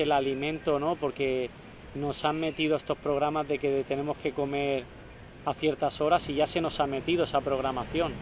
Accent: Spain; hice la experiencia esta de hacer el Camino de Santiago en mi país

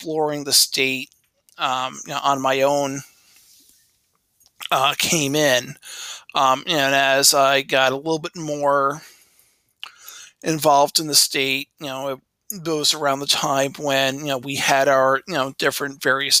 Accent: Smithtown, New York, United States; I grew up on Long Island, the North Shore of Long Island

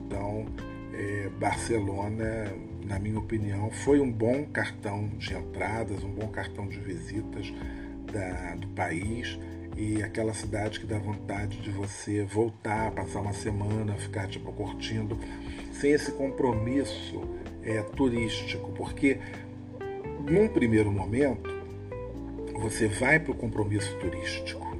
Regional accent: Rio de Janeiro, Brazil

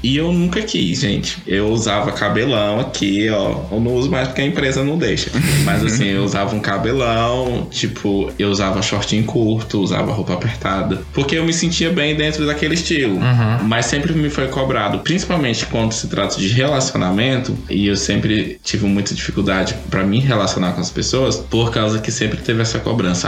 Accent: interior of Tocantins, Brazil; eu sou do interior do Tocantins

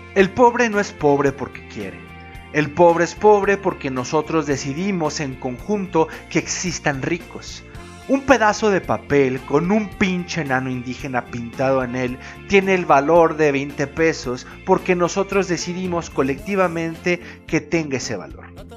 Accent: Mexico; Como mexicano

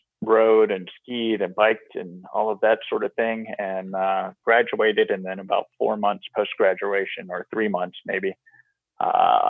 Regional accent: Virginia, United States; growing up in Virginia, I was a, you know, kind of outdoorsy guy

